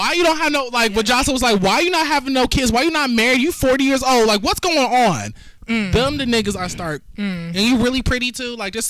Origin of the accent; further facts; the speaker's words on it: California, United States; moved away; I'm from California originally.